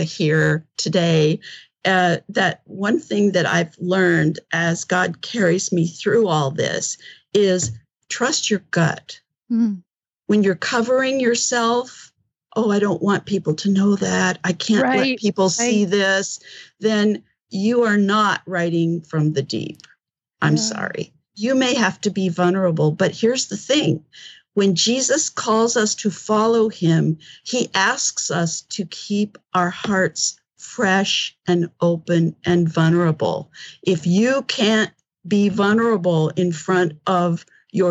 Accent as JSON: {"language": "English", "town": "Yuma", "region": "Arizona", "country": "United States", "said": "I'm from Yuma, Arizona"}